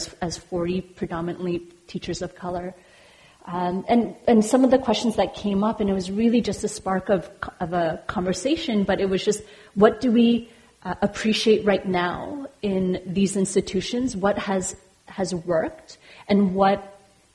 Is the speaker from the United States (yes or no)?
no; Montreal, Quebec, Canada; as a Montrealer, our province